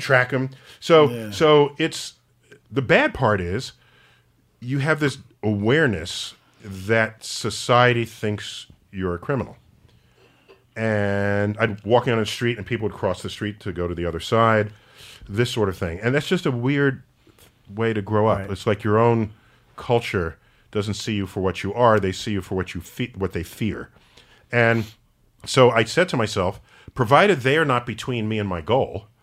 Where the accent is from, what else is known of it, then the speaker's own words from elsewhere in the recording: New York City, New York, United States; a 14-year-old black kid growing up in the Bronx